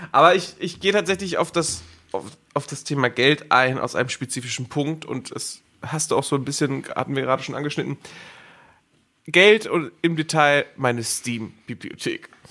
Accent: Schleswig-Holstein, Germany; now in Cologne, Germany; ich komme aus Schleswig-Holstein

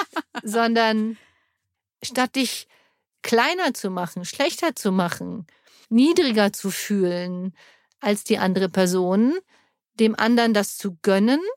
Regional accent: Germany; ich bin ja Deutsche

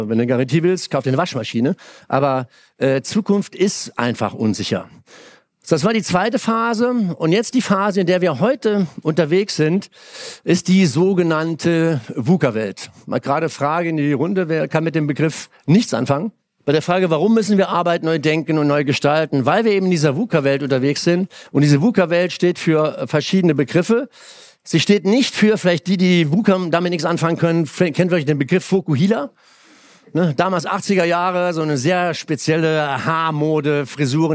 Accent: Germany; moved away; Damals so als acht, neunjähriger mit Pfeil und Bogen dahin gezogen, durch die Weinberge. Und also das Dorf, das andere Dorf war zwei Kilometer Mosel aufwärts.

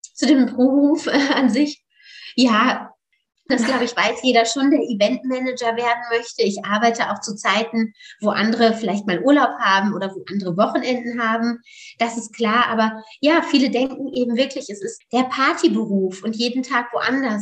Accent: Osnabrück, Lower Saxony, Germany; moved away as an adult; also born or lived in Netherlands; Ich komme aus Niedersachsen, aus Osnabrück

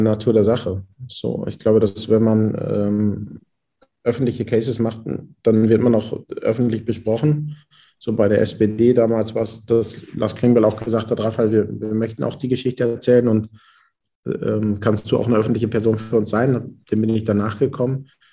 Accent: Haltern am See, North Rhine-Westphalia, Germany; ich komme ja aus Münsterland, aus Haltern am See und äh, bin der Zweitgeborene aus einem elterlichen Bäckereibetrieb.

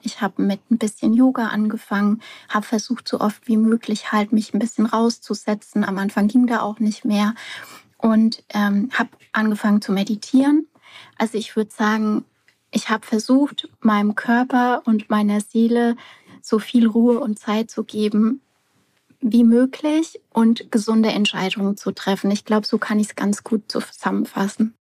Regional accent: near Aschaffenburg, Bavaria, Germany; ich komme aus der Nähe von Aschaffenburg

